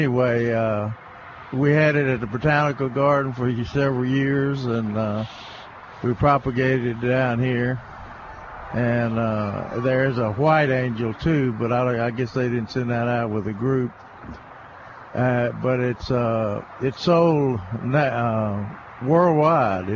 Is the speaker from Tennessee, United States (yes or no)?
yes; Somerville, Tennessee, United States; moved away; my hometown of Somerville, Tennessee, right outside of Memphis